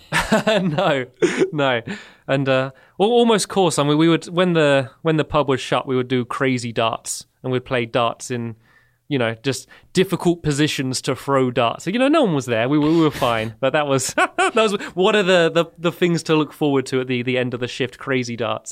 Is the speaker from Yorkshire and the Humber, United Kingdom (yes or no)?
no; Emsworth, South East England, United Kingdom; I grew up in the, the south of England, about 15 minutes away from where I live now. It's a, a small town called Emsworth